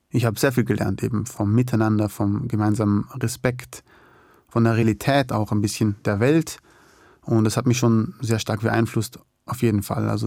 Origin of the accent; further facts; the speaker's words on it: Austria; Ich bin natürlich in extrem äh, privilegierten Umständen aufgewachsen in Österreich